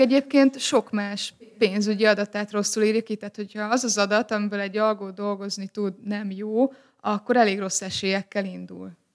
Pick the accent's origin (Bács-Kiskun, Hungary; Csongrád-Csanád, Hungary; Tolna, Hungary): Csongrád-Csanád, Hungary; Szeged; also born or lived in Kiskunhalas; Szegedi vagyok